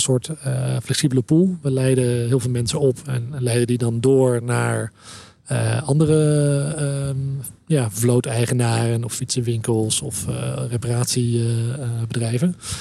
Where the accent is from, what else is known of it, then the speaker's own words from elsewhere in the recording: Netherlands; als Nederlanders